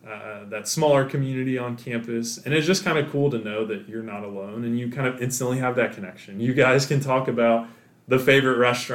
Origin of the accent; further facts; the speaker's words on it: Virginia, United States; also born or lived in Kentucky; I was born in Northern Kentucky, but then when I was 7, we moved to the Northern Virginia, Washington